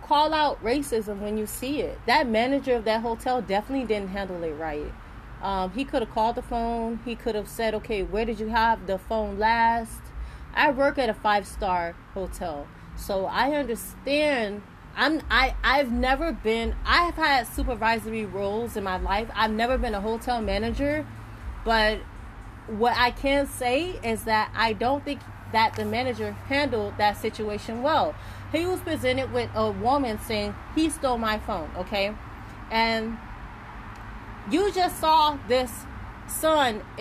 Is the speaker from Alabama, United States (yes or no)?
no; Miami, Florida, United States; I was born and raised in Overtown